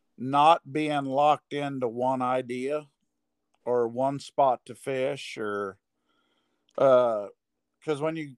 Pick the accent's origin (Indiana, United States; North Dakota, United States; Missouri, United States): Missouri, United States; Moberly; I'm from Moberly, Missouri.